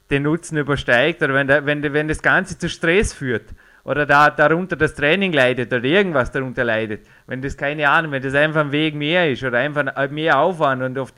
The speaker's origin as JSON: {"language": "German", "country": "Austria", "said": "Also bei uns in Österreich gibt es einfach auch äh, sehr, sehr gute Milchprodukte"}